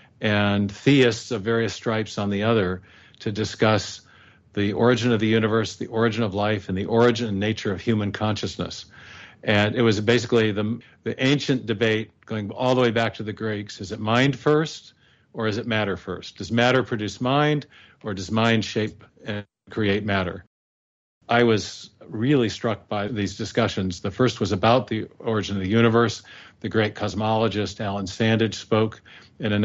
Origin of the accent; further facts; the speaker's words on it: the Northwest, Pacific Northwest, United States; also born or lived in England; I was raised in the Northwest here. I'm in Seattle now.